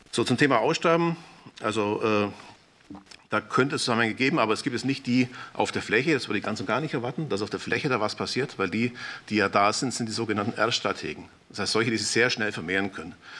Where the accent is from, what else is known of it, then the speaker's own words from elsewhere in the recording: Swabian Jura, Baden-Württemberg, Germany; Schwäbische Alb als Beispiel, da komme ich aus der Ecke, komme ich ungefähr her